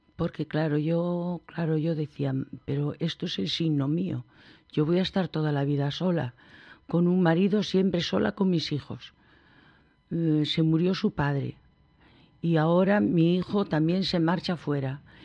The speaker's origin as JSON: {"language": "Spanish", "town": "Vigo", "region": "Galicia", "country": "Spain", "tie": "born or raised there", "said": "Vivíamos en Santa Rita, onde nací yo e onde nacieron mis dos hijos"}